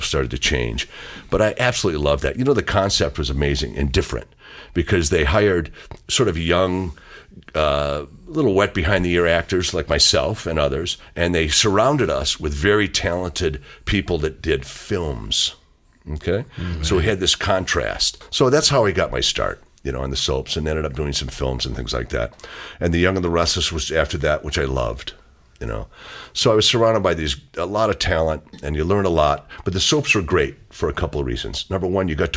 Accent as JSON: {"language": "English", "town": "Detroit", "region": "Michigan", "country": "United States", "tie": "born or raised there", "said": "I grew up in Michigan area in Detroit"}